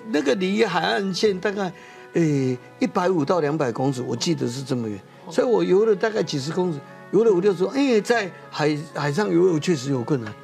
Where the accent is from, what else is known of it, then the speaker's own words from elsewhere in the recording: Taiwan; 他看到我们台湾人民的苦难